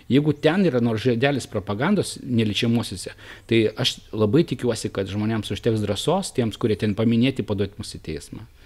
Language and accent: Lithuanian; Naisiai, Šiauliai County, Lithuania; gimiau Naisių kaime.